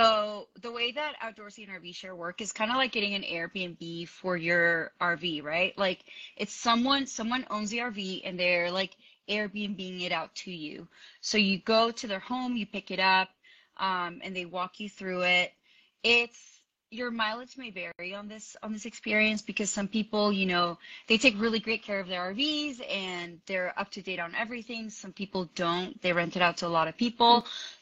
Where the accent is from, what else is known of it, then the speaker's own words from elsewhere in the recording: Florida, United States; moved away as an adult; also born or lived in Colombia; now in Denver, United States; So I'm from Colombia. I grew up in Florida, but I actually live in Denver, Colorado. I've been here for the past 2 years.